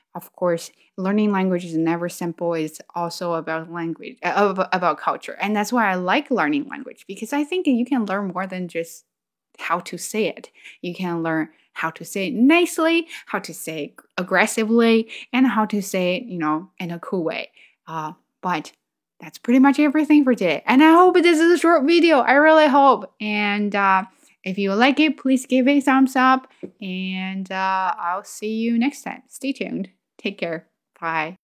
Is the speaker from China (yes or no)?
yes; China; English is a second language; moved away as an adult; now in Canada; I was in China, but came here